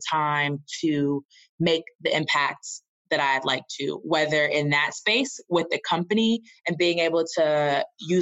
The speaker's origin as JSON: {"language": "English", "region": "the South", "country": "United States", "also_born_or_lived": "Boston", "lives_now": "Atlanta, United States", "said": "I'm from the South"}